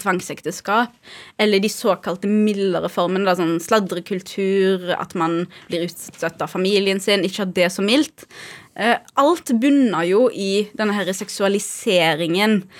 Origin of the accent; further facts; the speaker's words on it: Haugesund, Rogaland, Norway; moved away as an adult; now in Oslo, Norway; jeg vokste jo opp eh, i Haugesund